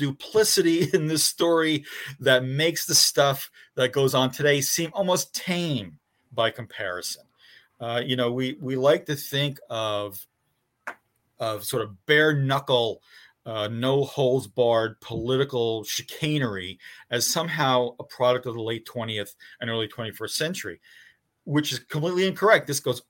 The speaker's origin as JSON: {"language": "English", "town": "Newark", "region": "New Jersey", "country": "United States", "tie": "born or raised there", "said": "I'm a city kid. I was born and raised in the Ironbound section of Newark."}